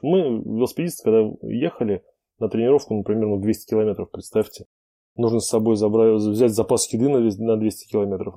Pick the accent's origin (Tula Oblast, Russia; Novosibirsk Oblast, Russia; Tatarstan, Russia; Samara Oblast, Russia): Samara Oblast, Russia; Samara; в моем родном городе Самара